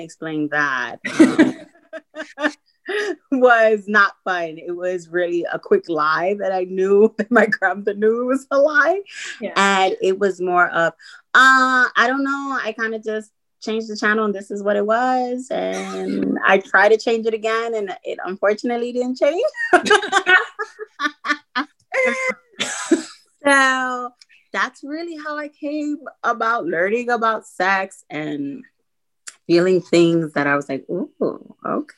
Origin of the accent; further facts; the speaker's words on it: New York, United States; now in Colorado, United States; I was born and raised in New York